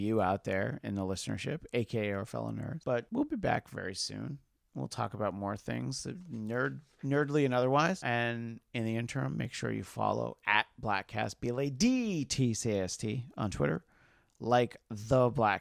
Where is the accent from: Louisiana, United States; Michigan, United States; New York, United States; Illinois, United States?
New York, United States; near Vernon, New Jersey; Action Park is a theme park very near to where I grew up in Vernon, New Jersey.